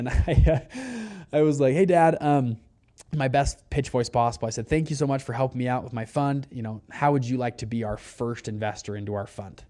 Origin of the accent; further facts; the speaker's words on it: Salt Lake City, Utah, United States; But I'm from Utah, Salt Lake City, Utah.